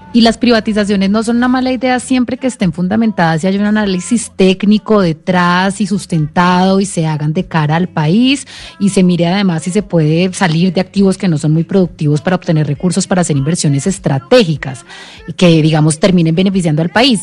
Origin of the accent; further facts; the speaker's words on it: Colombia; como colombianos